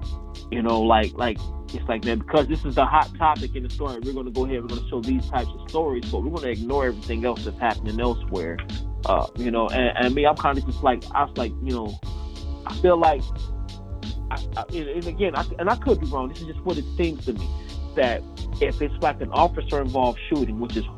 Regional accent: outside of Chicago, Illinois, United States; moved away; I'm originally from Illinois, you know, outside of Chicago.

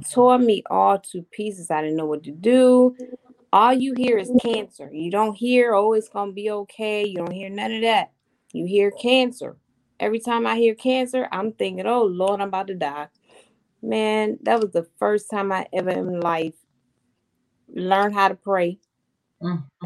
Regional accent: Hampton, Virginia, United States; I'm from Hampton, Virginia. I've been here all my life, 43 long years of my life

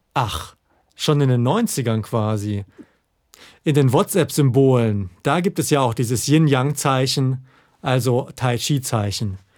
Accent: Southern Germany, Germany; moved away; ich komme ja ursprünglich aus Süddeutschland

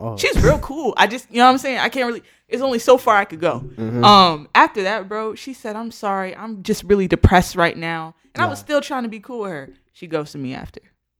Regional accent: Broward County, Florida, United States; I'm from Broward.

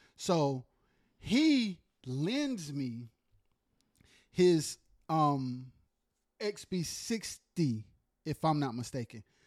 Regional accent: Goldsboro, North Carolina, United States; also born or lived in Wilson, North Carolina; I spent most of my, um, childhood, like, in, like, Wayne County, Goldsboro, Pikeville

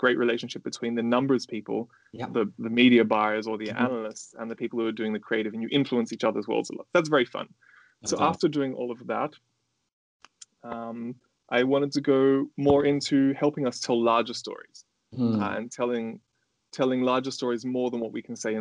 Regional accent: Australia; moved away; I live overseas. I'm from Australia and my family lives in Australia

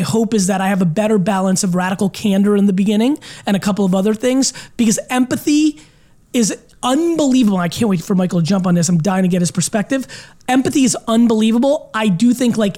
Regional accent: Belarus; born or raised there; now in United States

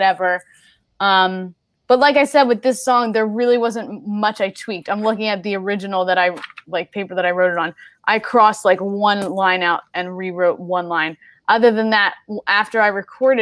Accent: right outside of Philadelphia, Pennsylvania, United States; I'm from right outside of Philly

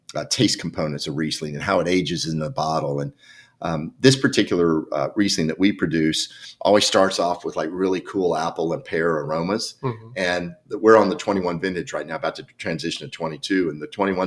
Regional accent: Alabama, United States; accent: Southern; moved away as an adult; also born or lived in Washington, D.C. / Sweden / Charleston, South Carolina / Modesto, California; now in Oregon, United States; I grew up in Alabama

